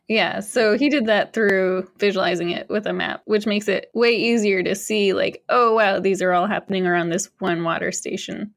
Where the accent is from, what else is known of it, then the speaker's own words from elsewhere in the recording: Massachusetts, United States; also born or lived in Austin, Texas; now in Rochester, United States; I grew up in Massachusetts, but I had spent five years in Austin, Texas